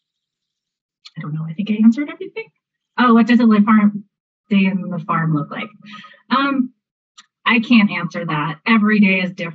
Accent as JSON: {"language": "English", "region": "Southern California", "country": "United States", "said": "I'm from California, actually Southern California."}